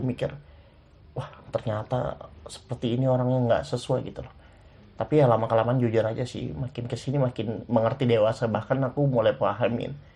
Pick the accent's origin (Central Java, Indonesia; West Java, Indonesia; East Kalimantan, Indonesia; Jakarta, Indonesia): East Kalimantan, Indonesia; Muara Badak; aku dari Muara Badak